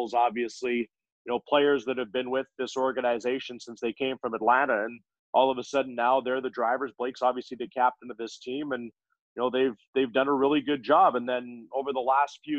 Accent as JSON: {"language": "English", "town": "Humboldt", "region": "Saskatchewan", "country": "Canada", "tie": "born or raised there", "also_born_or_lived": "Duncan, British Columbia", "moved": "as an adult", "lives_now": "Winnipeg, Canada", "said": "that's my hometown. My parents still live there"}